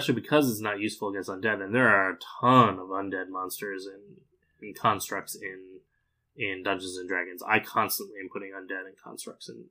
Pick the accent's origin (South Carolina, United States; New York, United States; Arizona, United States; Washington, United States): Arizona, United States; I grew up in Arizona